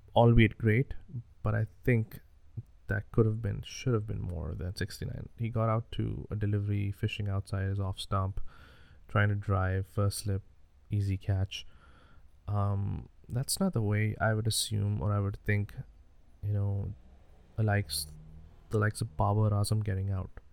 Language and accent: English; Pakistan; I was born in Pakistan